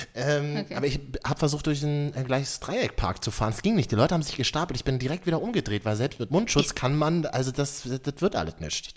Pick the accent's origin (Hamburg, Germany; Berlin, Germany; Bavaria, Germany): Berlin, Germany; mir als Berliner, ja. wir Berliner glauben ja, wir haben alles erfunden